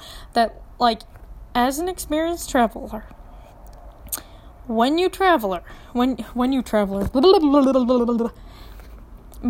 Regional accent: Minneapolis, Minnesota, United States; moved away as an adult; now in Tucson, United States; I'm from Minneapolis

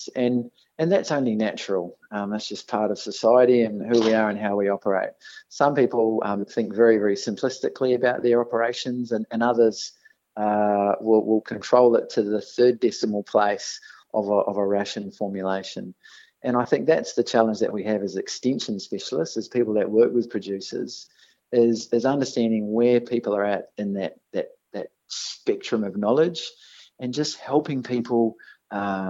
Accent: New Zealand; accent: Kiwi; moved away; I was fortunate enough to grow up on a dairy farm in New Zealand

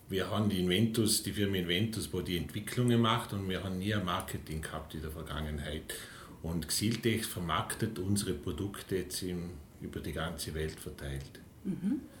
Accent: St. Anton im Montafon, Vorarlberg, Austria; Ja, äh, aufgewachsen in St. Anton im Montafon, wo auch der Firmensitz ist.

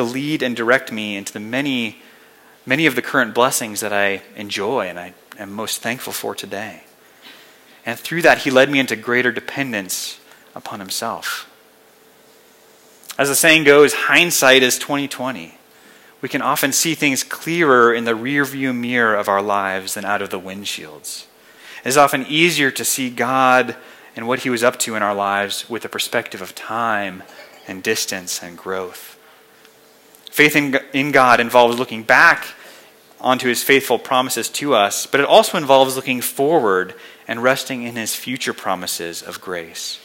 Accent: Colorado Springs, Colorado, United States; moved away as an adult; I had spent my entire life here in Colorado. I grew up here in the Springs and went to Colorado State.

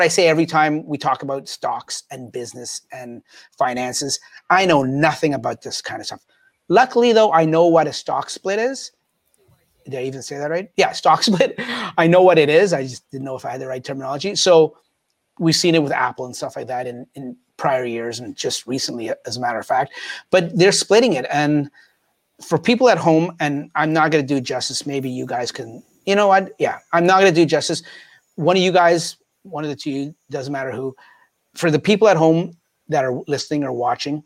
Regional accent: Canada; As Canadians

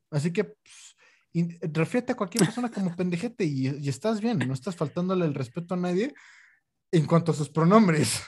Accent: Mexico City, Mexico; yo soy chilango de lo más chilango que hay, o sea nacido y educado en la Ciudad de México

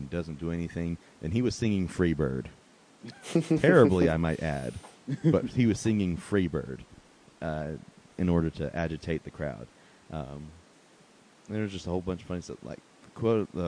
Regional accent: Asheville, North Carolina, United States; Asheville, North Carolina, my hometown

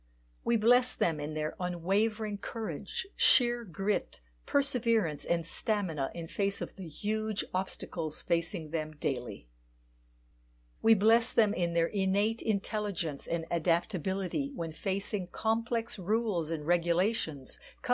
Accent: Switzerland; And in my home country, Switzerland, it is a very modest 1.5.

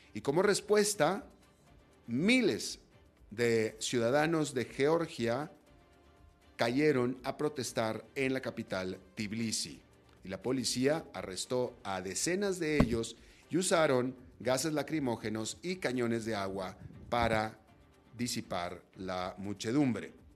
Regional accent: Monterrey, Nuevo León, Mexico; Yo soy de esa área, por cierto. Yo soy de Monterrey, que es el norte de México

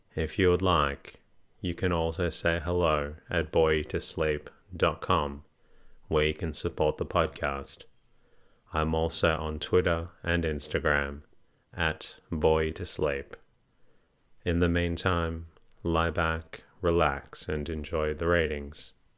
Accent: Australia; I can confirm I am Australian, not British

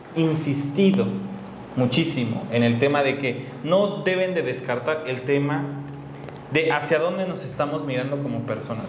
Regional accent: Chiapas, Mexico; yo de Chiapas

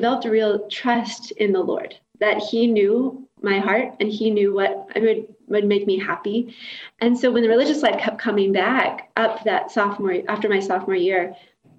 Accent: Kentucky, United States; moved away; So I grew up in Kentucky

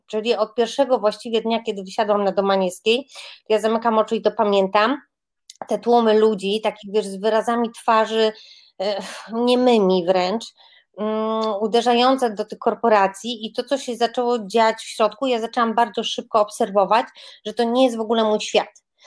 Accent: Grodzisk Mazowiecki, Masovian Voivodeship, Poland; jestem taką dziewczynką spod Warszawy, z Grodziska Mazowieckiego

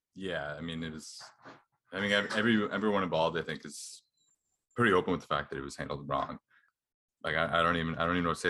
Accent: Canada; as Canadian

